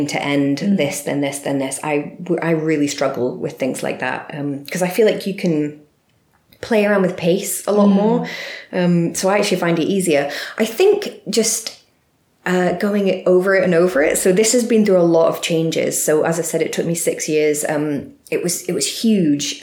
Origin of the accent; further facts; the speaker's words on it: Glasgow, Scotland, United Kingdom; I'm very Glaswegian, speaking very quickly.